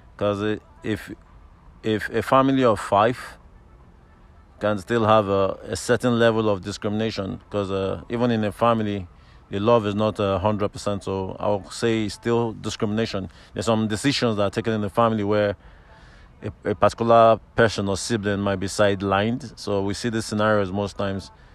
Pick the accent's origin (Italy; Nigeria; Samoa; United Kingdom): Nigeria; Lagos; moved away as an adult; also born or lived in Abuja, Nigeria / Obafemi Awolowo University, Nigeria; now in Ireland; I was born bred up in Lagos